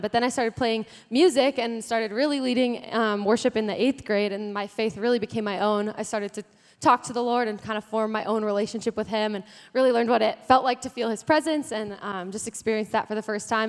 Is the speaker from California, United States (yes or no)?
no; Carson City, Nevada, United States; So I feel like I was born and raised there. We moved there when I was eight, so I call myself a Carson City native